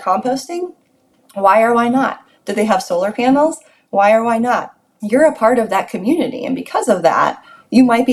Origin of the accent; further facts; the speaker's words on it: United States; as an American